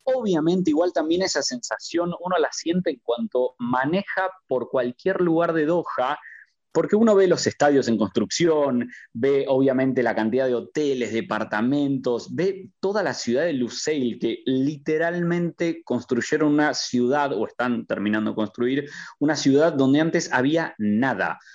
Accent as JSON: {"language": "Spanish", "country": "Argentina", "moved": "as an adult", "lives_now": "Qatar", "said": "soy argentino"}